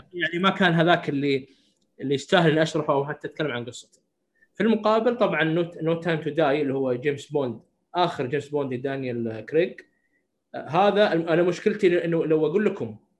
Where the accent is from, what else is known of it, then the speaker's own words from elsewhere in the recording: Saudi Arabia; عندنا في السعوديه